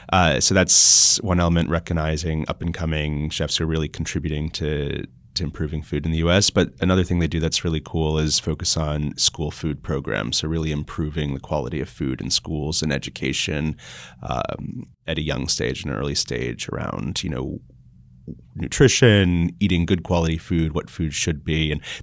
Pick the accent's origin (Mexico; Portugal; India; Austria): Austria; born there; Well, I was born in Austria, and so I would spend a lot of time there in the summers.